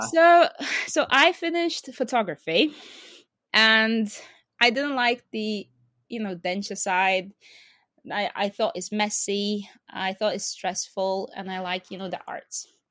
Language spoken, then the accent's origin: English; Lithuania; born or raised there; English is a second language; moved away